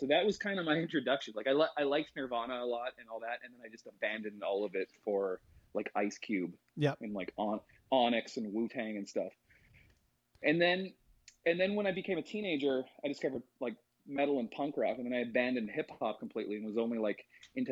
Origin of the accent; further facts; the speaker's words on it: Langley, British Columbia, Canada; I grew up in Langley, which is like a suburb outside of Vancouver